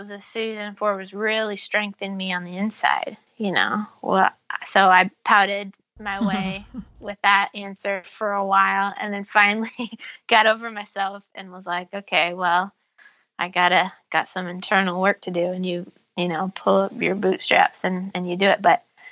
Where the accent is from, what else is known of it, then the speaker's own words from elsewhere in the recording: Iowa, United States; growing up in Iowa